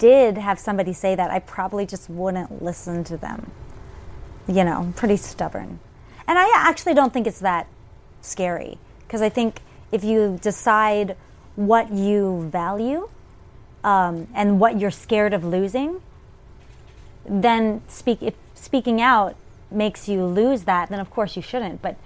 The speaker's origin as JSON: {"language": "English", "town": "Richmond", "region": "Virginia", "country": "United States", "tie": "born or raised there", "also_born_or_lived": "New York", "moved": "as an adult", "said": "I grew up in Richmond, Virginia, as a theater kid"}